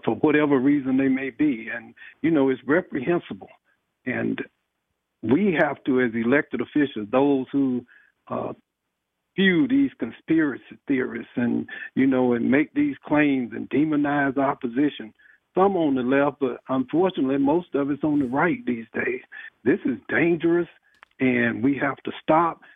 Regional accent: Athens, Georgia, United States; I grew up in Athens, I was a legislator

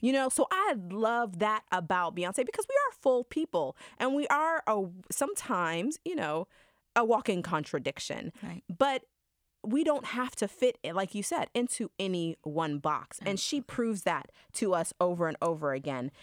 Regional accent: Georgia, United States; as a black woman growing up in Georgia

